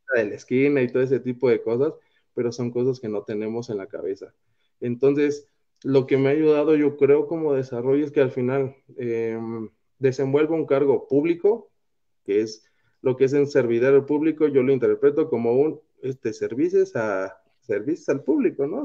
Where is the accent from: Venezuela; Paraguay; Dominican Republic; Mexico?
Mexico; nos gusta ayudar como latinoamericanos, como mexicanos